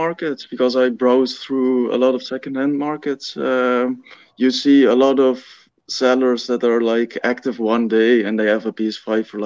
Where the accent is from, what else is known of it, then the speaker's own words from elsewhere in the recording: Limburg, Netherlands; I'm from the Netherlands, and like the complete south of the Netherlands, it's called the Limburg, close to like half an hour, no, a little bit less, like 20 minutes from Maastricht.